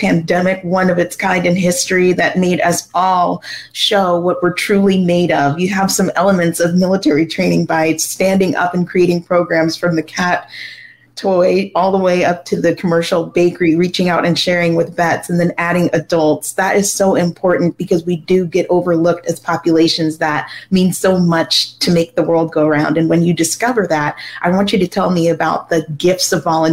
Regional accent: Culver City, California, United States; Culver City, my hometown

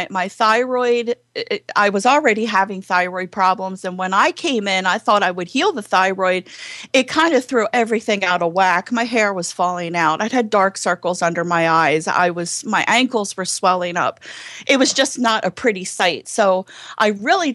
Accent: Baltimore, Maryland, United States; accent: Southern; Baltimore; I grew up in Baltimore, Maryland.

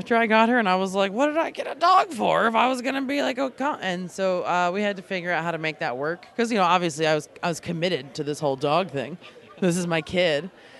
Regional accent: New York, United States; also born or lived in Alaska; I'm from New York. I live originally from Long Island, and then I moved to Alaska because I didn't really like living in New York.

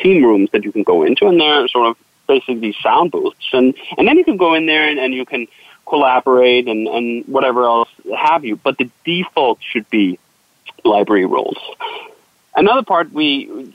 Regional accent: Denmark; moved away; I'm from Denmark originally

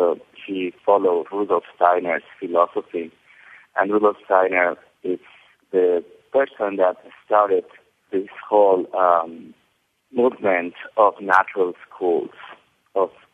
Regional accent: Cuernavaca, Morelos, Mexico; also born or lived in Mexico City; I grew up in Mexico City, and then when I was 4 years old, I moved to Cuernavaca, Mexico, which is a town in the outskirts of Mexico City.

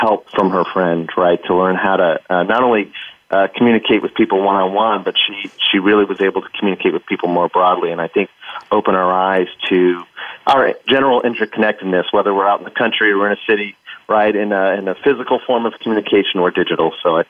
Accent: Boston, Massachusetts, United States; also born or lived in Paris; I know I'm from the Boston area, but I'm calling you from Paris.

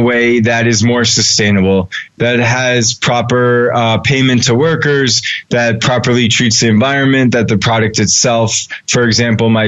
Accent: Newton, Massachusetts, United States; I grew up just outside Boston in a place called Chestnut Hill, Newton, Massachusetts

